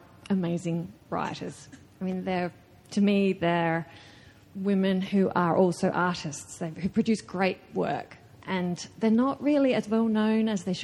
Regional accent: Australia; an Australian woman writer

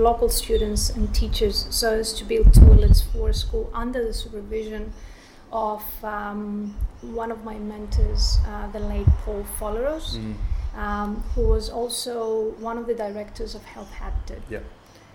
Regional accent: Thessaloniki, Central Macedonia, Greece; moved away as an adult; also born or lived in London / Barcelona; now in Australia; I was born and raised in Thessaloniki, Greece

